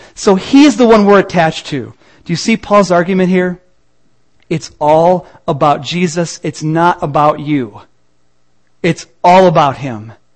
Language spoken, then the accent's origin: English; Peoria, Illinois, United States; I'm from Peoria